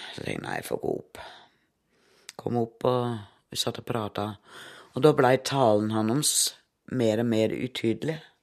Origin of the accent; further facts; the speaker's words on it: Herning, Central Denmark Region, Denmark; Norwegian is a second language; moved away as an adult; also born or lived in Oslo, Norway; now in Drangedal, Norway; Jeg er i grunnen fra Danmark, Herning, midt på Jylland